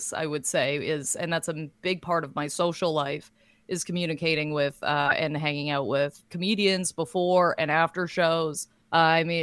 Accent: Lindsay, Ontario, Canada; now in Toronto, Canada; now living in Toronto and working as a stand-up comedian. Yeah. But my hometown is Lindsay

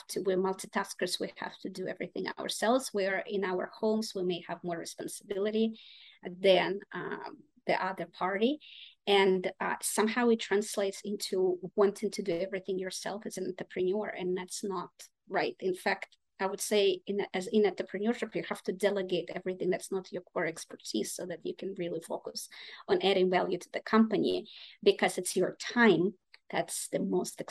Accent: Russia; English is a second language; also born or lived in Boston / Ukraine; now in United States; I'm originally from Russia, but my family is partly from Ukraine

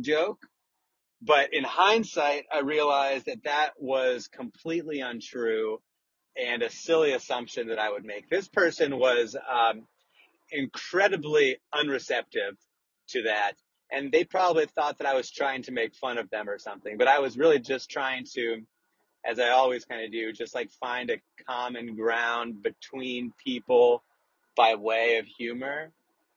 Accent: Des Moines, Iowa, United States; I'm from Des Moines

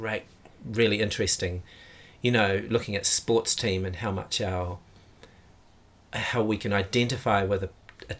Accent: Auckland, New Zealand; now in Dunedin, New Zealand; I grew up in Auckland, which is our biggest city

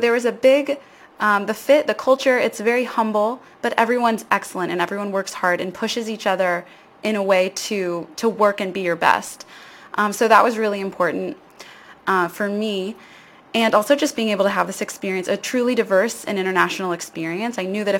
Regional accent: United States; accent: American; moved away as an adult; also born or lived in Barcelona; So I'm American, if you can't tell from the accent.

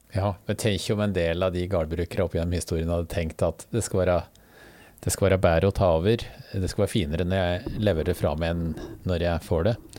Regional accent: Hedmark, Norway; Jeg er hedmarking sjøl

